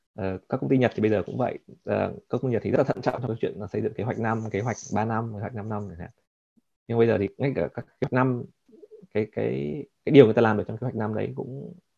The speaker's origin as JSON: {"language": "Vietnamese", "country": "Vietnam", "also_born_or_lived": "Japan", "moved": "yes", "lives_now": "United States", "said": "mình là người Việt"}